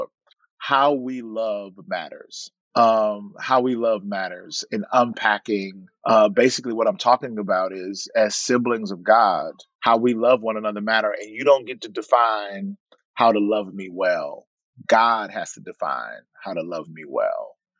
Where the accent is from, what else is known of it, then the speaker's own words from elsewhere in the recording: the South, United States; now in Monrovia, United States; I'm from the South. We ate catfish with bones